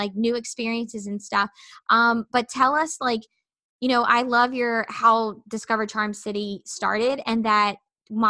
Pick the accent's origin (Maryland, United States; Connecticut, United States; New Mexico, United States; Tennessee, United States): Maryland, United States; Baltimore; we're from Baltimore and so big city